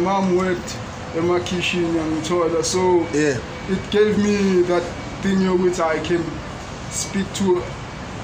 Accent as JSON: {"language": "English", "town": "Johannesburg", "region": "Gauteng", "country": "South Africa", "tie": "born or raised there", "also_born_or_lived": "Dunkeld West, Johannesburg", "said": "I grew up in Umgerezo"}